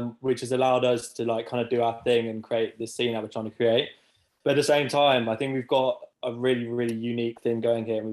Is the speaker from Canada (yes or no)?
no; Birmingham, West Midlands, United Kingdom; moved away as an adult; now in Leeds, United Kingdom; I'm from Birmingham